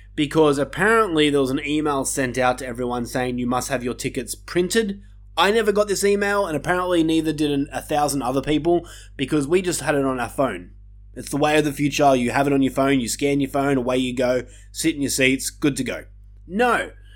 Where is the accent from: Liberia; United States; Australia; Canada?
Australia; my home country of Australia